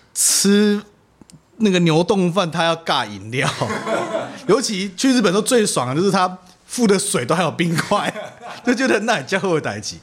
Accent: Taiwan; 我们台湾人

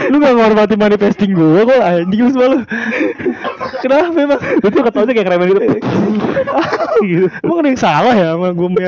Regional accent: Jakarta, Indonesia; karena mungkin gue orang Betawi pertama orang Betawi kan nggak jauh nggak jauh dari uh, namanya masa kecilnya di kota.

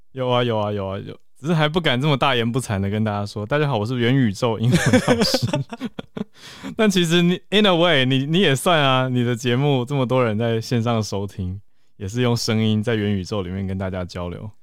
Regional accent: Taiwan; 其实我们都是在台湾土生土长

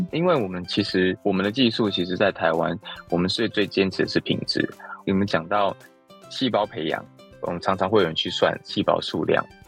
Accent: United States; moved away as an adult; also born or lived in California; now in Taiwan; 其实我是从小在，呃，美国读书嘛，那我大学毕业其实就是在加州开始创业

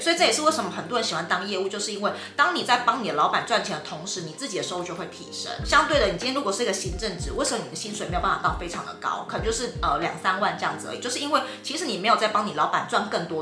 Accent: Tainan, Taiwan; 因为我是台南人

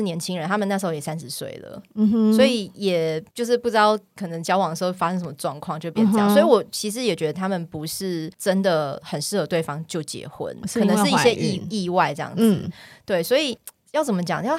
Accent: Tainan, Taiwan; moved away; also born or lived in Taipei; 在小时候在台南

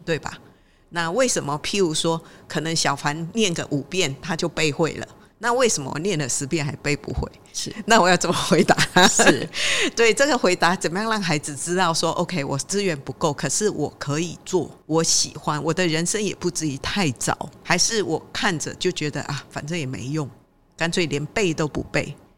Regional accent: Malaysia; now in Taiwan; 因为我在马来西亚成长

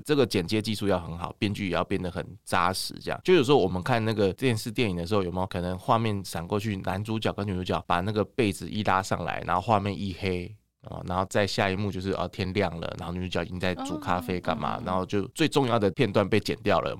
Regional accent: Taiwan; 我们台湾这边

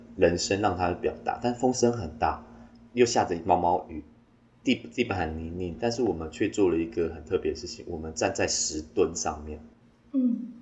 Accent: Taimali, Taitung County, Taiwan; 我是来自台东太麻里新乡蓝沙沙拉克部落的阿美族

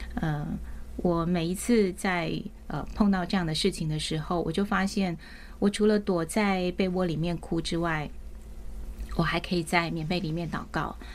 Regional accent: Taiwan; 我们家是在眷村长大

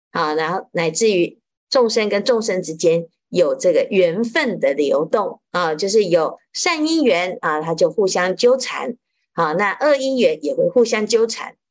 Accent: Taiwan; 我们台湾话叫做“压给”

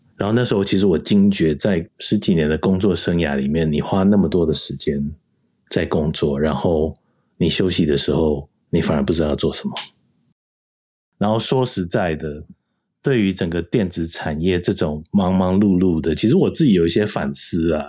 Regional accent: Taiwan; moved away; 土生土长在台湾出生

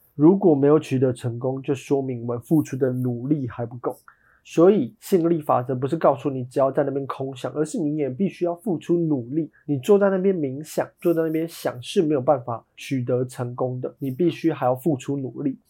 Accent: Taiwan; 我们台湾人 ，呃，在小学的时候

